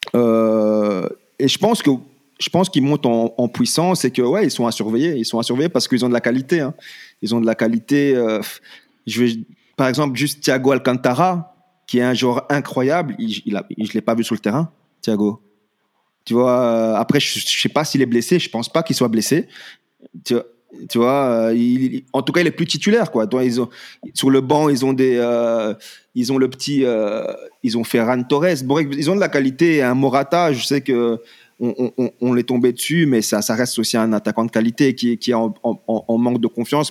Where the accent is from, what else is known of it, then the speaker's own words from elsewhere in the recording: France; En tant que Français